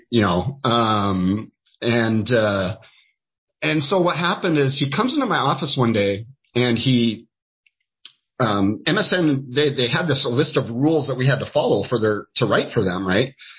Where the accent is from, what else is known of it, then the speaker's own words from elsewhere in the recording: Skagit Valley, Washington, United States; I, have always uh, in here in the state of Washington